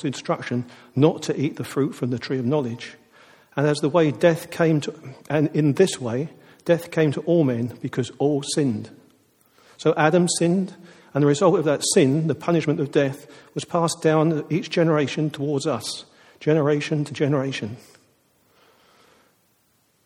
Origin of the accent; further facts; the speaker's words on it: United Kingdom; But we are British